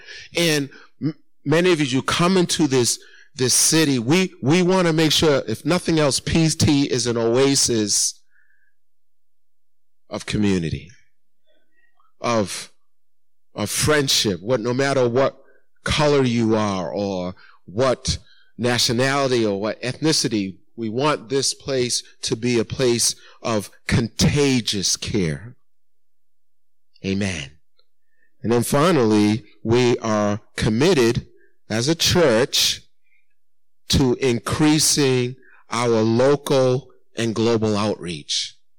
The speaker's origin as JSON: {"language": "English", "region": "Massachusetts", "country": "United States", "tie": "born or raised there", "said": "Because though I was raised here in Massachusetts, there's one thing I know about us people from Massachusetts."}